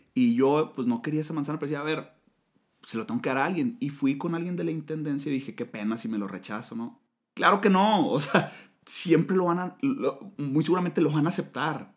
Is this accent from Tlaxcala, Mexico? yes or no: no; Monterrey, Nuevo León, Mexico; a los de Monterrey nos dicen regios, los regiomontanos